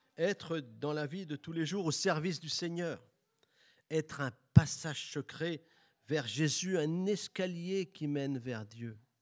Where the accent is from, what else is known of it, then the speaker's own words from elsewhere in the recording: Bourges, Centre-Val de Loire, France; J'ai grandi à Bourges, une ville chargée d'histoire